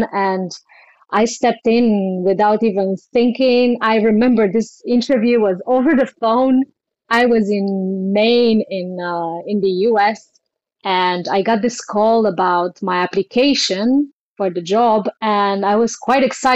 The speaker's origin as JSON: {"language": "English", "region": "Bucharest", "country": "Romania", "tie": "born or raised there", "also_born_or_lived": "London, United Kingdom", "moved": "as an adult", "lives_now": "Barcelona, Spain", "said": "As a child, I grew up quite free and roamed with nature and had a lot of opportunities to explore my talents in various ways and forms. I had a really beautiful childhood. In Bucharest, in Romania"}